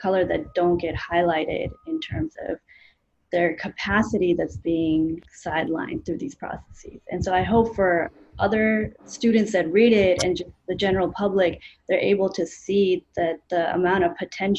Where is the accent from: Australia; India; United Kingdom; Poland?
India; also born or lived in Canada; now in United States; so I'm an immigrant. You know, I grew up in India, then we moved to Canada, then we moved to the U.S.